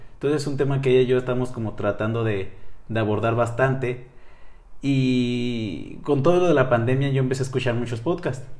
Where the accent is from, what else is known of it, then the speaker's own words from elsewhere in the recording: Nuevo Casas Grandes, Chihuahua, Mexico; soy de Chihuahua, de un pequeño poblado llamado Nuevo Casas Grandes.